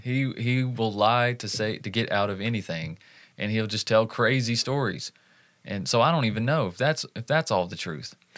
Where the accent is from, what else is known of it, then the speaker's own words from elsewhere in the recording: Southeast, United States; my hometown and local counties around in the Southeast